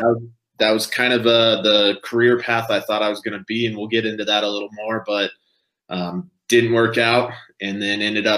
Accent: Vail, Colorado, United States; now in Denver, United States; born and raised up in the Vail Valley, grew up, I think I could ski before I could walk

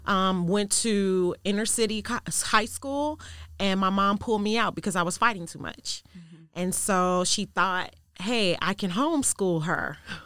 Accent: Chicago, Illinois, United States; I grew up in Chicago. Thank you for asking. I actually grew up on the south side of Chicago, 3 blocks west of Inglewood.

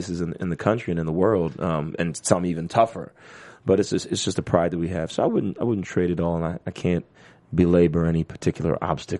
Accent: New York City, New York, United States; I grew up in Flatbush, Brooklyn. Shout out to Flatbush.

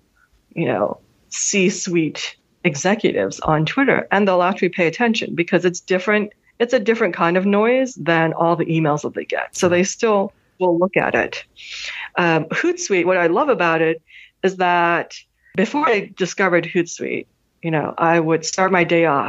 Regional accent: New York City, New York, United States; also born or lived in Hanover, New Hampshire; I am a Manhattan girl. Mm-hmm. I grew up in New York City

